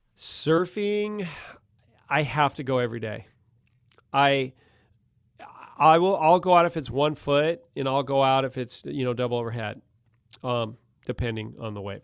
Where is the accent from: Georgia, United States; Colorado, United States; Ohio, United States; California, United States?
California, United States; Malibu; also born or lived in Mission Beach, San Diego; now in San Diego, United States; the guys I grew up with in Malibu